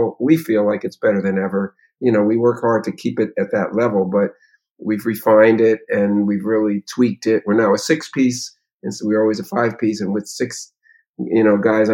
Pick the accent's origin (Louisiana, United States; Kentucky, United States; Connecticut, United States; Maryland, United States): Connecticut, United States; Meriden; I grew up in Meriden, Connecticut, a little town up in New England